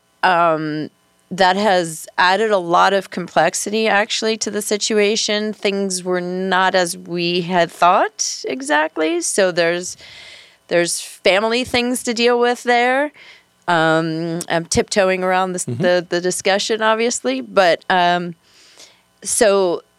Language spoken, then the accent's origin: English; the New York area, United States; moved away as an adult; now in Monroe County, Iowa, United States; I'm from the New York area.